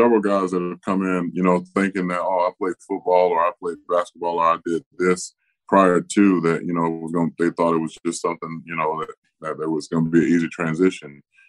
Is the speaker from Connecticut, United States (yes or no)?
no; Tampa, Florida, United States; commit more time to doing things in my hometown of Tampa Bay